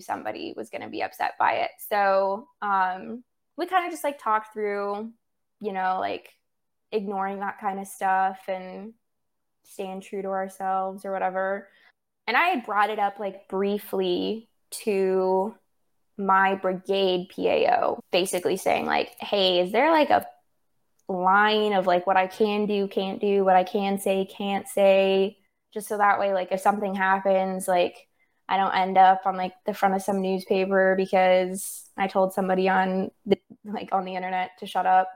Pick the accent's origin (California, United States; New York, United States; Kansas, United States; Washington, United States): California, United States; moved away; I'm from California